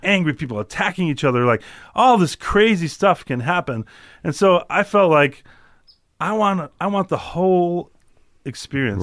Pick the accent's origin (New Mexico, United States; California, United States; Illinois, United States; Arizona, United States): Illinois, United States; Chicago; I'm from Chicago